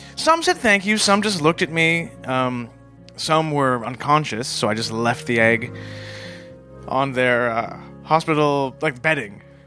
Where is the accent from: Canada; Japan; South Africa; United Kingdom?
Canada; I'm a Canadian